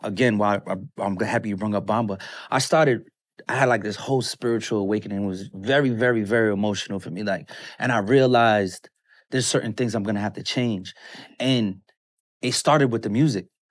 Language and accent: English; New York City, New York, United States; moved away; also born or lived in Atlanta; Brooklyn. I grew up in Brooklyn, New York